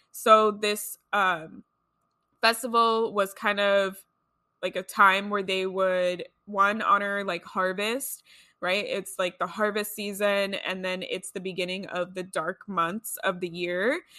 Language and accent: English; Los Angeles, California, United States; I grew up here in Los Angeles